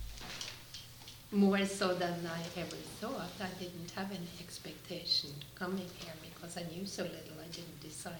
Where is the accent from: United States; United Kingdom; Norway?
Norway; now in Canada; I grew up in Norway, so I didn't grow up here. But since I live in Canada